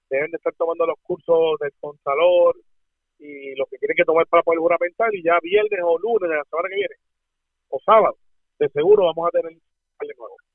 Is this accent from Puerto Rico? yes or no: yes; Puerto Rico; los puertorriqueños somos ciudadanos americanos.